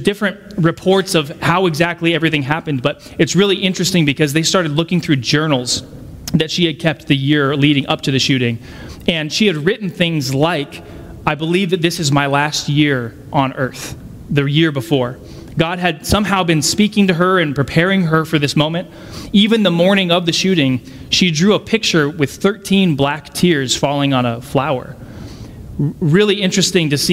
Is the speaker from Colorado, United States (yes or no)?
yes; Colorado Springs, Colorado, United States; I grew up in Colorado Springs